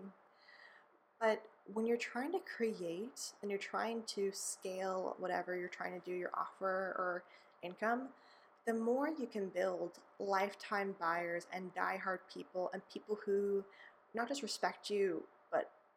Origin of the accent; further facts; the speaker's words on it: California, United States; I grew up in California